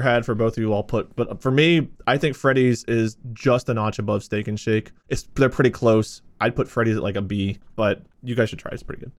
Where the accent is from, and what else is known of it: Ohio, United States; born or raised there